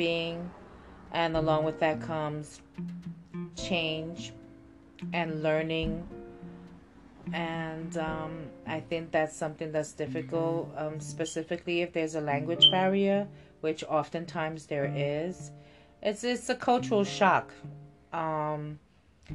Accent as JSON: {"language": "English", "town": "New York City", "region": "New York", "country": "United States", "tie": "born or raised there", "said": "I myself was born and raised in New York City"}